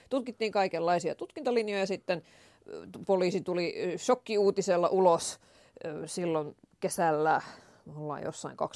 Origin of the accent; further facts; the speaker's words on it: Äetsä, Pirkanmaa, Finland; Mä oon kotoisin Äetsästä.